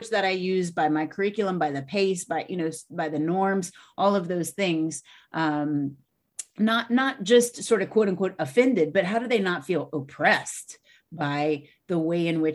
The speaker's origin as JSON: {"language": "English", "region": "Louisiana", "country": "United States", "said": "I'm from Louisiana"}